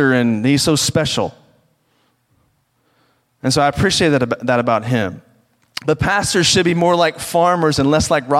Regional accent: rural Virginia, United States; I grew up around the Washington, D.C. area because it sounds cooler than where I actually did grow up, which is in the rural part of Virginia. And because the reality is I grew up on a farm

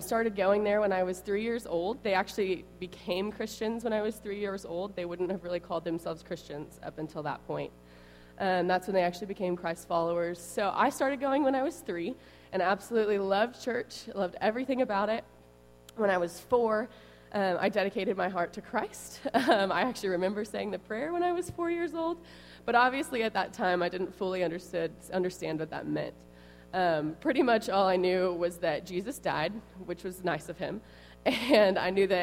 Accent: Tulsa, Oklahoma, United States; moved away as an adult; also born or lived in Dallas, Texas; now in Temple, United States; I grew up in Tulsa, Oklahoma.

